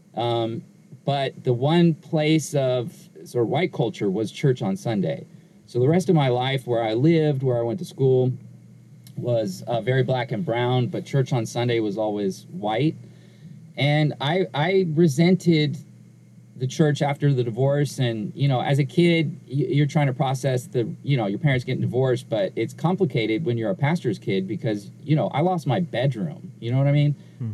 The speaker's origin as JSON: {"language": "English", "town": "Inglewood", "region": "California", "country": "United States", "tie": "born or raised there", "said": "I was born in Southern California. I was raised in uh, Inglewood, California, where I currently live"}